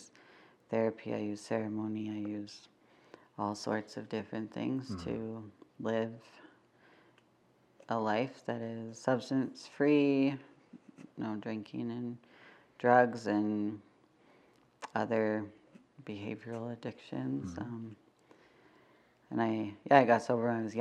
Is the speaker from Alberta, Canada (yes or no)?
yes; Calgary, Alberta, Canada; I was born and raised in Mokensis, Treaty 7. I still live here